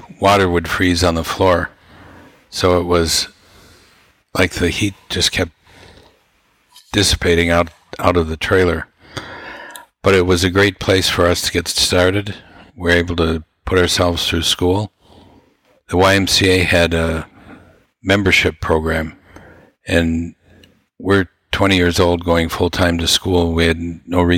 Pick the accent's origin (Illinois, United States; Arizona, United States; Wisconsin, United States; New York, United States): Wisconsin, United States; Wausau; we came from an average family in Wausau, Wisconsin